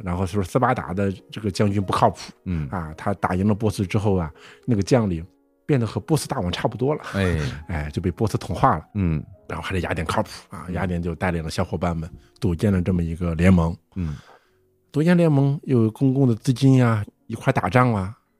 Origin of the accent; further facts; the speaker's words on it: China; 我中国人也是嘛，小的时候大部分都是听着神话，看着戏，嗯，戏曲长大的嘛